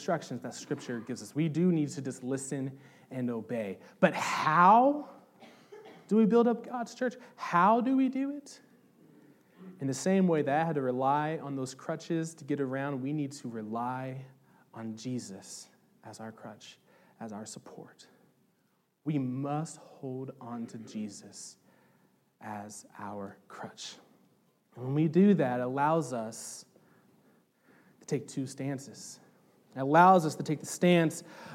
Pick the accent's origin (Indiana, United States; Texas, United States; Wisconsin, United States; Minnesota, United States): Indiana, United States; Southern; I'm from Southern Indiana